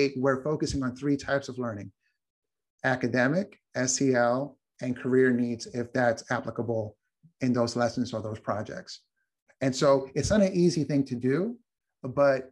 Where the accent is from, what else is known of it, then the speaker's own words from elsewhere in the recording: New York, United States; I'm from New York